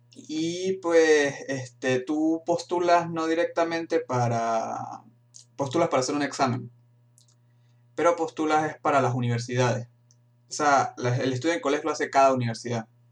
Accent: Venezuela; moved away as an adult; now in Frankfurt am Main, Germany; yo soy de Venezuela

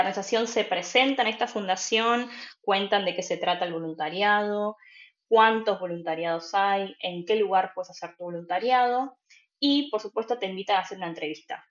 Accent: Buenos Aires Province, Argentina; moved away as an adult; also born or lived in Cologne / Berlin / Freiburg; now in Germany; yo soy de Argentina, de Buenos Aires, y hace tres años que estoy viviendo en Alemania

